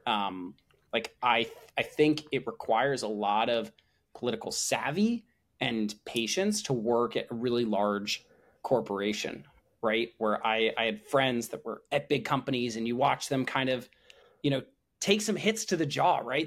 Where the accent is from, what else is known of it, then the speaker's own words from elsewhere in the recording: New Jersey, United States; moved away as an adult; also born or lived in Chicago, Illinois; now in San Francisco, United States; born outside of Chicago and grew up in New Jersey.